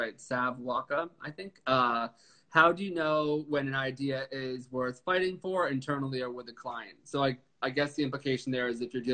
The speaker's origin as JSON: {"language": "English", "region": "New York", "country": "United States", "said": "I'm from New York and I'm in the fire department"}